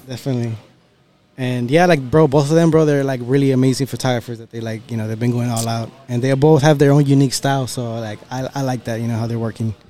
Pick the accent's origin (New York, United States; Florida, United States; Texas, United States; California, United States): Texas, United States; also born or lived in Monterrey, Mexico; born and raised here